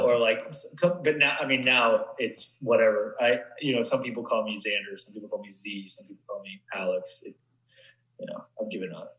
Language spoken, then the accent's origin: English; Vancouver, British Columbia, Canada; I grew up in Vancouver or just uh, just outside